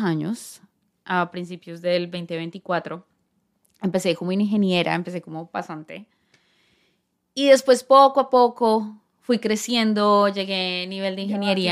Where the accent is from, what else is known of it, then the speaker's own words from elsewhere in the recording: San José del Guaviare, Guaviare, Colombia; moved away as an adult; also born or lived in Bogotá; now in United States; obviamente toda mi familia está en Bogotá, pero crecí en el llano, en San José del Guaviare